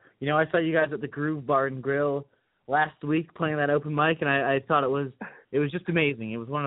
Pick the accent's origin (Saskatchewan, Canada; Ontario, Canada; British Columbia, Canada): Ontario, Canada; Thornhill; I'm from Thornhill, Ontario.